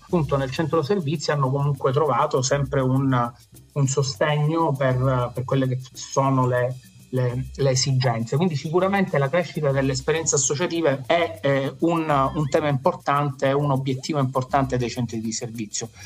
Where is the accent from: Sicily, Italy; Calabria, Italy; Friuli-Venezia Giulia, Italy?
Sicily, Italy; Messina; qua a Messina, perché io sono di Messina